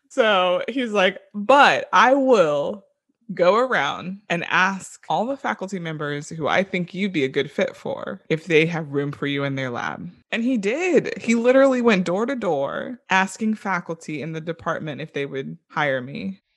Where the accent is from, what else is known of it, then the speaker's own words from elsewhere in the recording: Orlando, Florida, United States; I grew up in Orlando, Florida